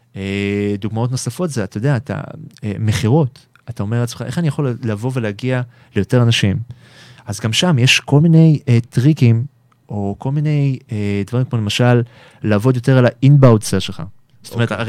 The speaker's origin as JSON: {"language": "Hebrew", "country": "Israel", "said": "אנחנו ישראלים, אנחנו עם חם"}